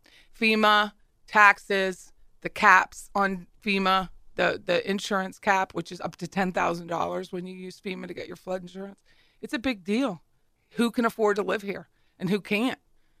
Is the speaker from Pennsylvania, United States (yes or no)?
yes; Pennsylvania, United States; now in Florida, United States; I come from Pennsylvania, which is a commonwealth.